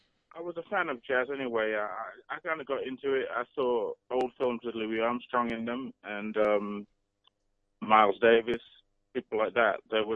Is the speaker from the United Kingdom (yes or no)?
yes; Nottingham, East Midlands, United Kingdom; moved away as an adult; also born or lived in Manchester; now in London, United Kingdom; because I'm from Nottingham, I'm from the north.